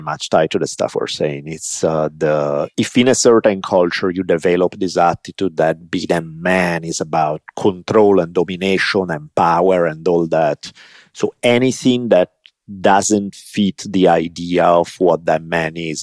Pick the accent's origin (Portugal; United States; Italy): Italy; moved away; I grew up in Italy